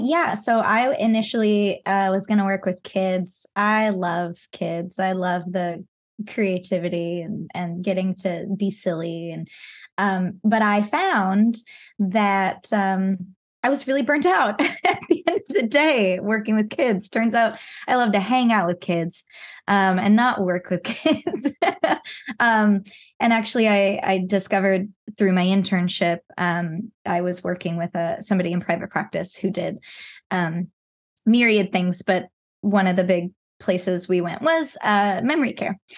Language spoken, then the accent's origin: English; Pacific Northwest, United States; I was born and raised in the Pacific Northwest